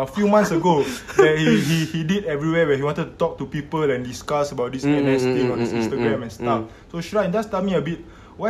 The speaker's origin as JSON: {"language": "English", "country": "Singapore"}